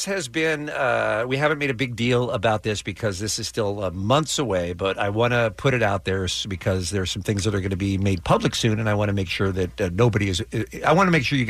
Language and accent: English; England, United Kingdom; I am a British citizen. I was born in England. I lived in England.